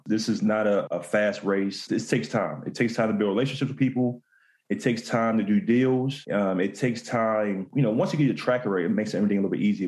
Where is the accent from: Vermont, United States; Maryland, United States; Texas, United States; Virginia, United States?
Maryland, United States; Baltimore; I'm from Baltimore, Maryland